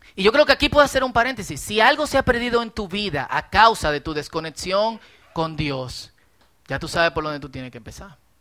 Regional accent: Dominican Republic; somos dominicanos

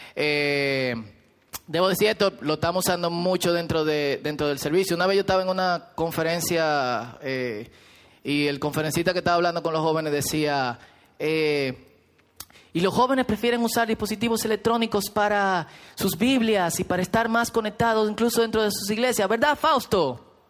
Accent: Herrera, Distrito Nacional, Dominican Republic; yo soy muy pobre de Herrera

